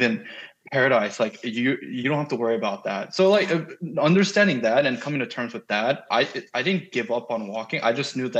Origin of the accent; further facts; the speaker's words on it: United States; I'm a foreigner, because I'm Korean American. I speak Korean pretty comfortably